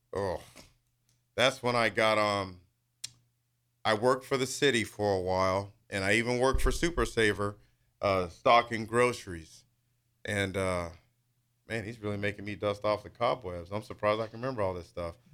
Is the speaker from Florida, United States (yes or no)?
no; Lincoln, Nebraska, United States; also born or lived in Wichita, Kansas / Topeka, Kansas; I did grow up here in Lincoln. I'm originally born in Wichita, lived in Topeka for a while.